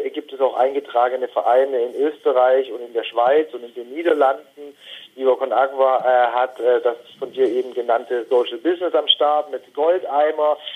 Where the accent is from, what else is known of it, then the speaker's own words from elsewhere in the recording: Baden-Württemberg, Germany; Wir sind äh, in der Nähe von Stuttgart gemeinsam aufgewachsen